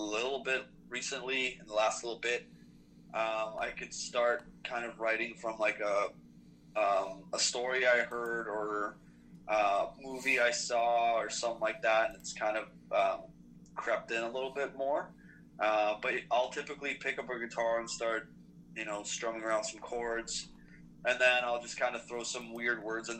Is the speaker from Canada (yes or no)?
yes; Toronto, Ontario, Canada; also born or lived in Russia; we're from Toronto